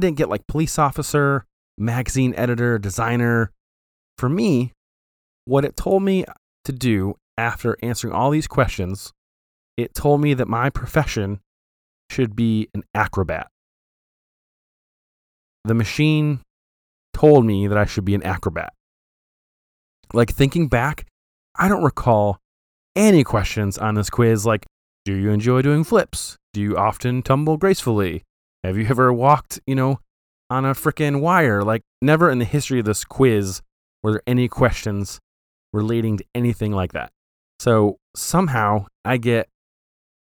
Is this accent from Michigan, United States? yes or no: yes; Flint, Michigan, United States; We grew up in Flint